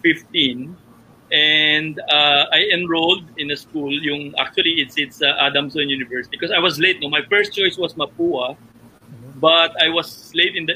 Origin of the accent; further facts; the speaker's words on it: Caloocan, Metro Manila, Philippines; I grew up in Caloocan